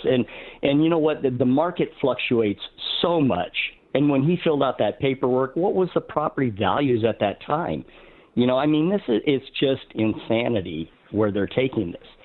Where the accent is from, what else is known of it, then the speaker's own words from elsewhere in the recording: Arizona, United States; moved away as an adult; also born or lived in Utah; we're from Arizona originally.